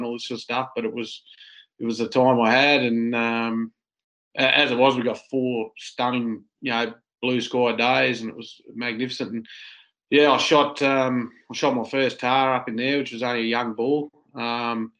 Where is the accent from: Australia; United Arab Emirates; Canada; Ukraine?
Australia; as an Aussie